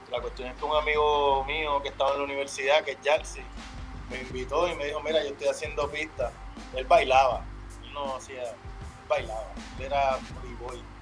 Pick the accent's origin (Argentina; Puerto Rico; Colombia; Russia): Puerto Rico; Carolina; Bueno, pues yo, me crié en Carolina y básicamente pues yo vi amigos míos desde la, crianza